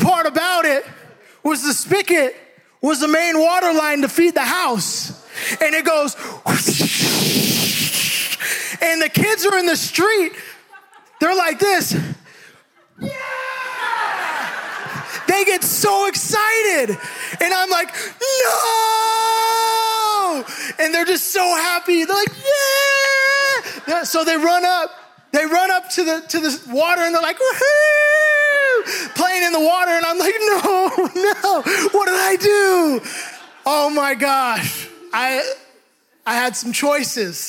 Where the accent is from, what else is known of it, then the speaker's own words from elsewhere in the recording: Hayward, California, United States; We grew up in Hayward